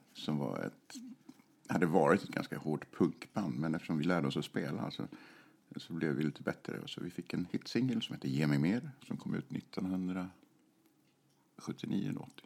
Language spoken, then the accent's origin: Swedish; Stockholm, Stockholm County, Sweden; jag är född i Stockholm